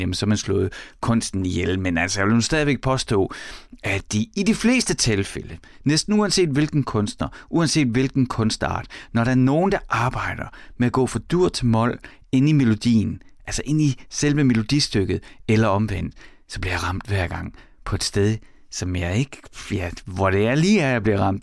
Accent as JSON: {"language": "Danish", "town": "Horsens", "region": "Central Denmark Region", "country": "Denmark", "tie": "born or raised there", "said": "jeg er vokset op i Horsens"}